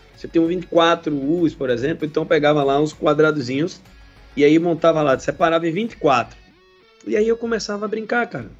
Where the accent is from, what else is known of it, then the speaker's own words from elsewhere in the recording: Pernambuco, Brazil; lá em Pernambuco, minha terra aí, conheço muito.